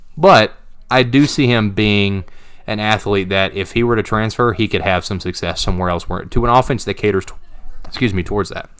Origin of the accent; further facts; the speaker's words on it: Knoxville, Tennessee, United States; I'm actually from the West Side